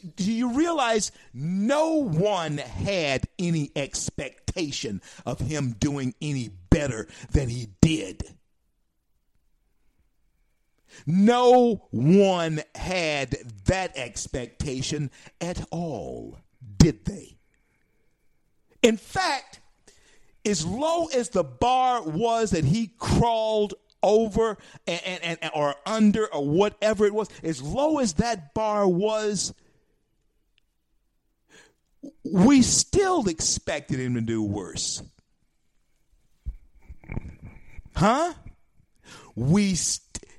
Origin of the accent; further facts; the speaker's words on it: Louisiana, United States; also born or lived in Florida; Louisiana, my home state, soon to be in the rearview mirror